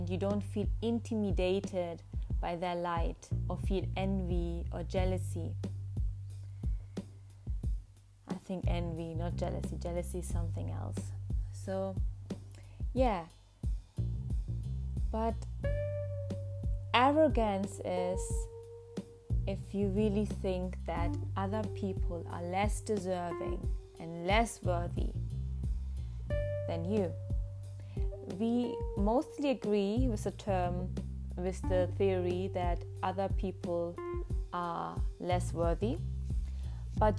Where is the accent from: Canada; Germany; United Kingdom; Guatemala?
Germany; English is a second language; I was born in Germany